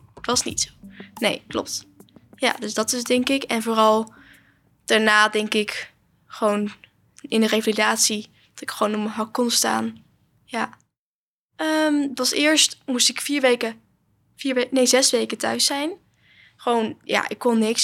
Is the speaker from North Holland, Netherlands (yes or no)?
no; Wageningen, Gelderland, Netherlands; ik ben 16 jaar en ik kom uit Wageningen